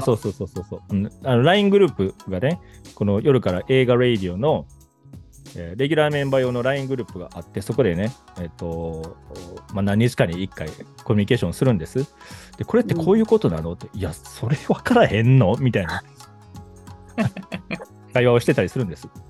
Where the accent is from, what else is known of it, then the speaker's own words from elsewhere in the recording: Kobe, Hyogo, Japan; accent: Kansai; moved away as an adult; also born or lived in Tokyo; now in Saitama, Japan; 神戸出身、しかもっていうか神戸出身なんですよね。でも、あの辺にずっと住んでたから、子供の時から25ぐらいまで